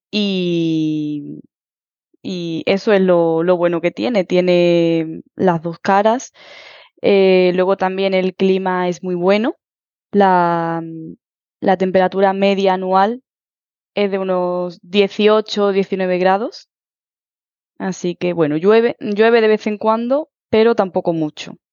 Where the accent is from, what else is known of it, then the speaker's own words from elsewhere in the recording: Huelva, Andalusia, Spain; now in Toulouse, France; vengo de Huelva y soy profesora de español para extranjeros en Francia que es donde resido actualmente.